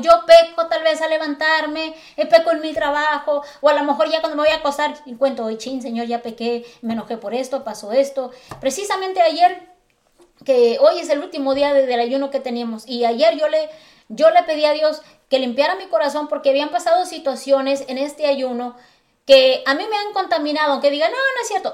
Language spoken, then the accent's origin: Spanish; Acapulco, Guerrero, Mexico; Yo soy de Acapulco Guerrero